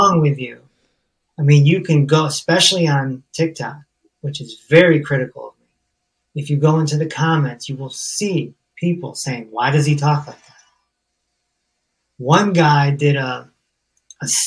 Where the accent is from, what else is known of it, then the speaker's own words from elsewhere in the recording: Hartford, Connecticut, United States; I'm from Hartford, Connecticut.